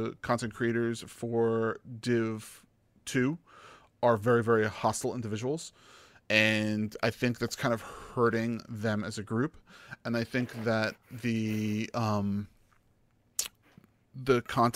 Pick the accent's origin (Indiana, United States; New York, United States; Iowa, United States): New York, United States; being a New Yorker